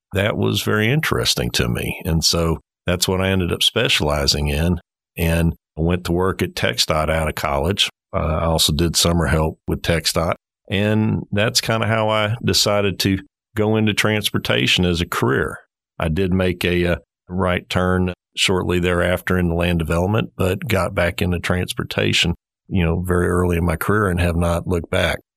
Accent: Houston, Texas, United States; growing up in Houston at that time

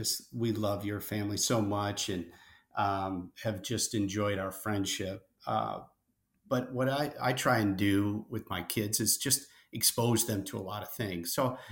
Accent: Bad Axe, Michigan, United States; So my hometown, as I think you know, is Bad Axe, Michigan.

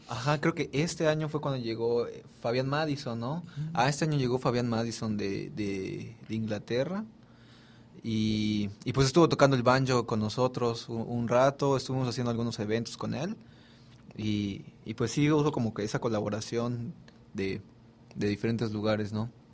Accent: Mérida, Yucatán, Mexico; yo soy de Mérida

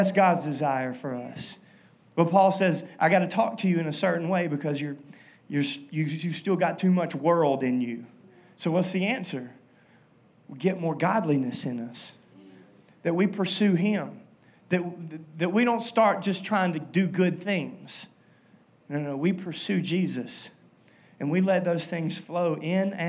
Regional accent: Minden, Louisiana, United States; I'm from Minden

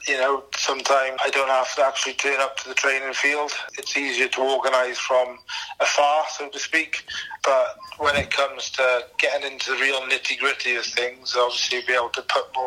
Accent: Tenby, Wales, United Kingdom; I'm from Tenby

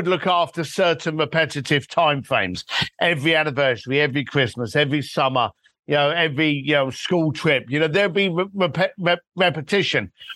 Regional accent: London, United Kingdom; I'm a bricklayer from London that ended up working with Elton John and Elon Musk

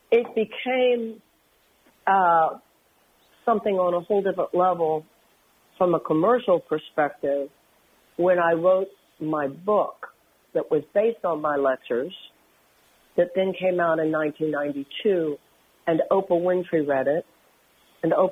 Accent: Houston, Texas, United States; Well, first of all, I come from Houston, which was interesting to me.

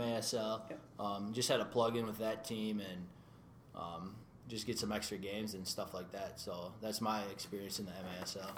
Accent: New Hope, Minnesota, United States; Minnesota boy my whole life, born and raised in New Hope.

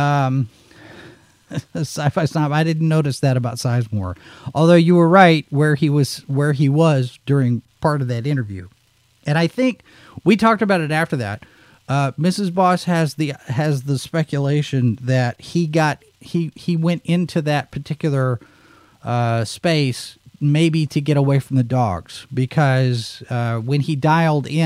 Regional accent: Dallas, Texas, United States; also born or lived in Little Rock; growing up in Dallas, there was a radio station, KVIL

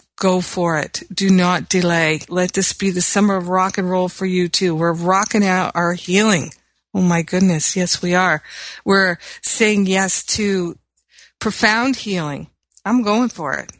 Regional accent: Los Angeles, California, United States; my hometown of Los Angeles

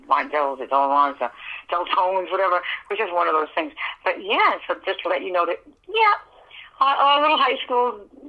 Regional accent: New York City, New York, United States; I was in a very, near King's Plaza, which is Brooklyn, Flatbush area.

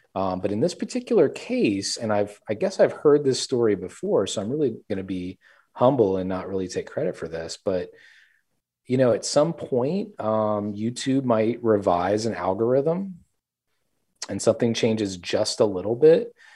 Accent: South Louisiana, United States; I grew up there as well in South Louisiana, and so really immersed in this Cajun culture

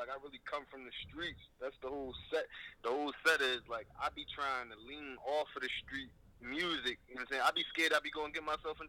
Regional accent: Philadelphia, Pennsylvania, United States; I'm from Philly, man, North Philly to be exact, the Badlands, man, where that shit go down at, man.

